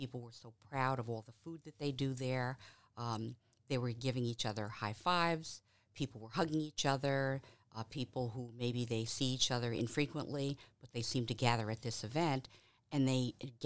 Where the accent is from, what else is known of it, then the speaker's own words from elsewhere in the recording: New York City, New York, United States; now in Cleveland, United States; the things that I experienced in New York, growing up in St. Albans, New York